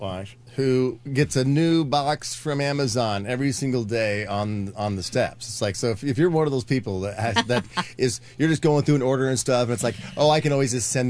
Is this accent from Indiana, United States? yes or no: yes; Indiana, United States; now in Los Angeles, United States; I grew up in Indiana.